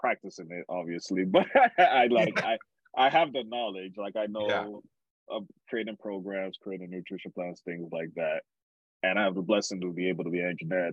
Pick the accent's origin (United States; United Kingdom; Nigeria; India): Nigeria; moved away; going back to Nigeria is always memorable for me